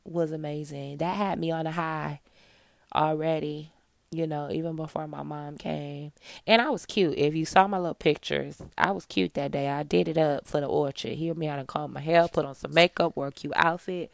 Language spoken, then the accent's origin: English; Michigan, United States; moved away as an adult; also born or lived in Georgia; when I was growing up in Michigan